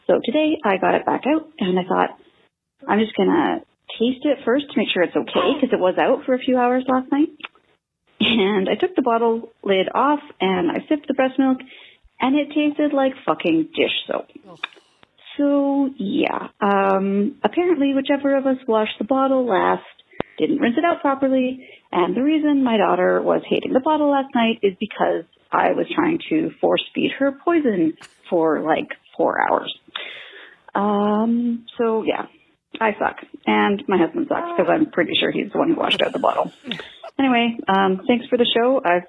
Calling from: Victoria, British Columbia, Canada; I'm calling from Victoria, British Columbia

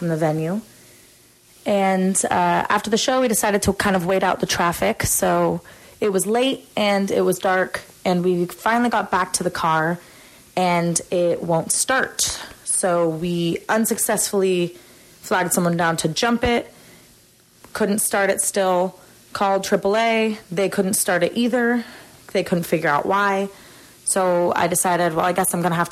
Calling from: Sacramento, California, United States; I'm from Sacramento, and I am calling in for the Coliseum

